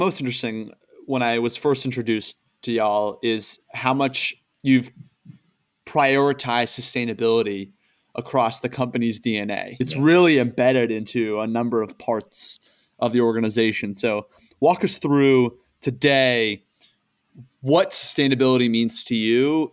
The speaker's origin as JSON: {"language": "English", "town": "Boston", "region": "Massachusetts", "country": "United States", "said": "I'm from the Boston area"}